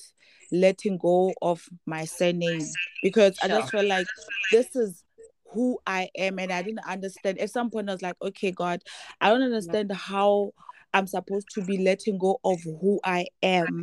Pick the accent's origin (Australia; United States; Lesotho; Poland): Lesotho; Maseru, Maseru District; also born or lived in Bloemfontein, Free State, South Africa; I was born and bred in Maseru